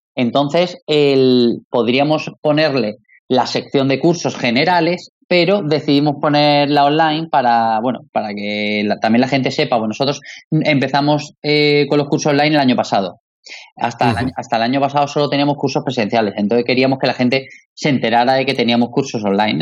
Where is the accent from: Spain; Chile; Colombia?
Spain; Málaga, Andalusia; somos malagueños